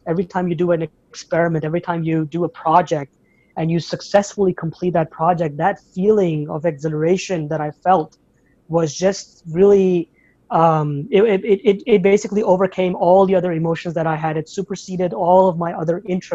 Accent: Abu Dhabi, United Arab Emirates; moved away as an adult; now in United States; I was born in Abu Dhabi, United Arab Emirates, and I was raised there as well, up until the age of 18, 19.

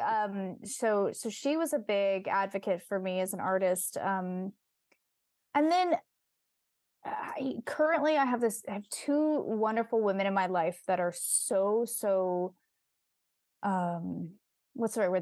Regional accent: Bay Area, California, United States; also born or lived in Silicon Valley; I was raised in the Bay Area

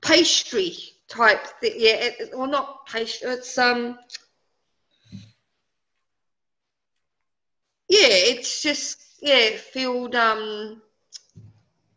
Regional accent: Poland; Being Polish

